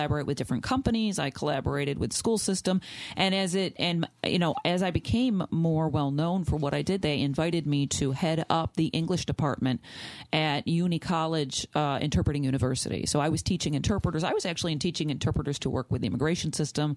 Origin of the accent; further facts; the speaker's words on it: Gates, New York, United States; also born or lived in Italy; I was born and raised in Gates. And surprisingly, I'm not Italian